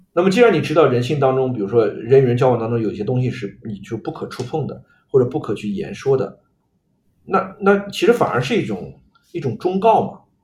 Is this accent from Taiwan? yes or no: no; China; 我们中国人